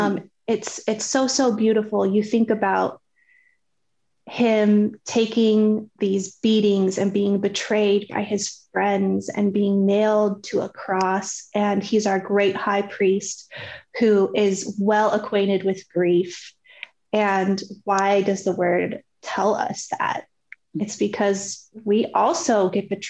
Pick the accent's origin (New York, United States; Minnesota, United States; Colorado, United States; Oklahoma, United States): Colorado, United States; moved away as an adult; now in Dallas, United States; We're actually originally from Colorado and now we live in Dallas.